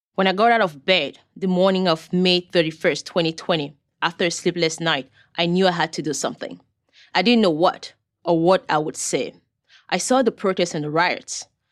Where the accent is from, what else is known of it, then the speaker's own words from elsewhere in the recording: Cameroon; now in United States; I was born in Cameroon. a country in West Africa.